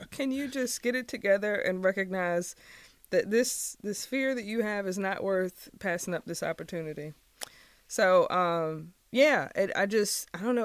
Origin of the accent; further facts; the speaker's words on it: Richmond, Virginia, United States; moved away as an adult; also born or lived in Maryland/Washington, D.C. area; I grew up in Richmond, and so coming back to Richmond after being away from, for a while